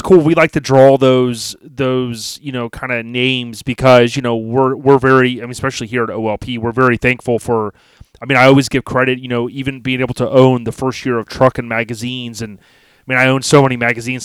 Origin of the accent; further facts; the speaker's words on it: Florida, United States; me growing up, born and raised in Florida